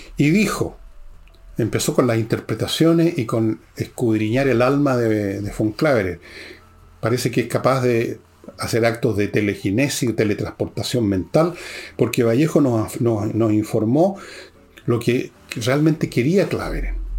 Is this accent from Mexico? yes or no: no; Chile; soy chileno